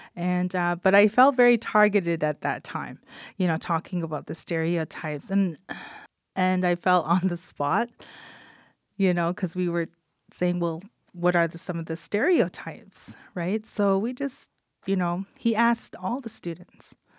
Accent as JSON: {"language": "English", "area": "Kainai Nation", "region": "Alberta", "country": "Canada", "said": "little blood woman from the Kainai Nation. So I am Blackfoot."}